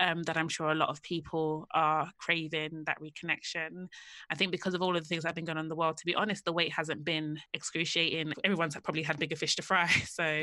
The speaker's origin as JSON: {"language": "English", "region": "London", "country": "United Kingdom", "said": "I'm from the same part of London that most of these girls are from. So I'm from Hackney."}